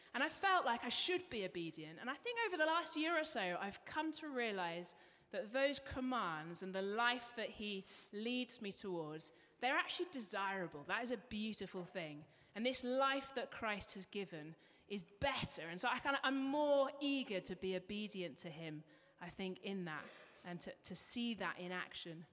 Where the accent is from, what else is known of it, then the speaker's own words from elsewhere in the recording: England, United Kingdom; accent: English; moved away; You might be able to pick up from my accent, I'm from England, and because I was English